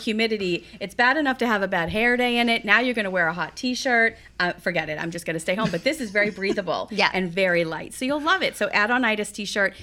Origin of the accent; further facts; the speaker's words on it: East Coast, United States; I was brought up on the East Coast.